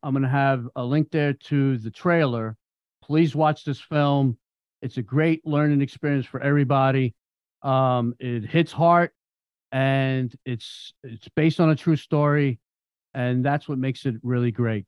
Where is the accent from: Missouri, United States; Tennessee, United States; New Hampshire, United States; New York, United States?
New York, United States; moved away as an adult; now in Florida, United States; I'm from New York and um, I came here two years ago before the pandemic